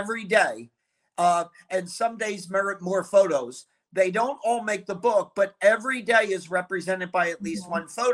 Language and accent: English; Philadelphia, Pennsylvania, United States; I grew up in the Philly area